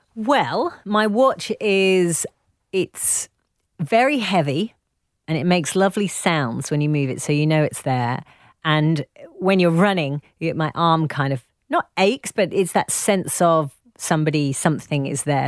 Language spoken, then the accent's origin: English; United Kingdom; accent: posh; also born or lived in Leeds; my posh little accent